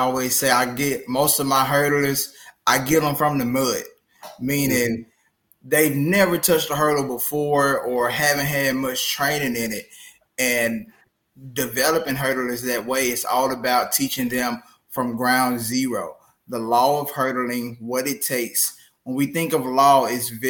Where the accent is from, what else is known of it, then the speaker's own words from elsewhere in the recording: Memphis, Tennessee, United States; moved away as an adult; also born or lived in Jonesboro, Arkansas; now in Humble, Texas, United States; born and raised in Memphis, Tennessee